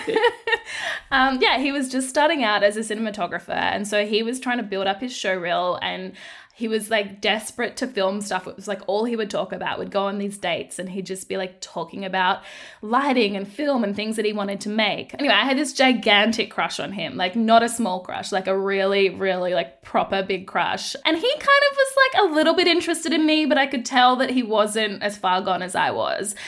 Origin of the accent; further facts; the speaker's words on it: Darwin, Northern Territory, Australia; I grew up in the Northern Territory in Darwin